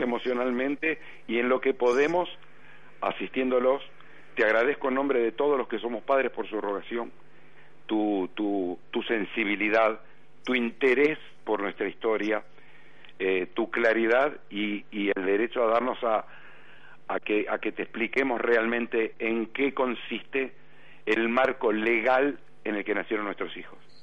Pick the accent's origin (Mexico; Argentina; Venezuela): Argentina; soy argentino